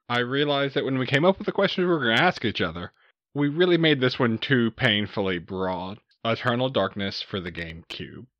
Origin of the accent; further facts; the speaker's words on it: Southeast Texas, United States; I grew up in Southeast Texas